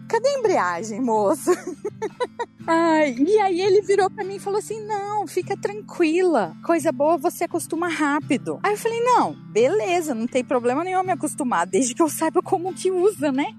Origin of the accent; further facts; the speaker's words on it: Brazil; I'm from Brazil. tipo, eu sou do Brasil